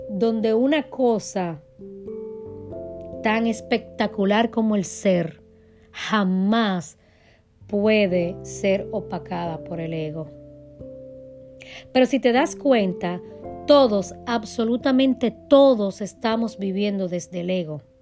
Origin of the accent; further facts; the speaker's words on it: Dominican Republic; now in United States; Cuando yo vine de República Dominicana a Estados Unidos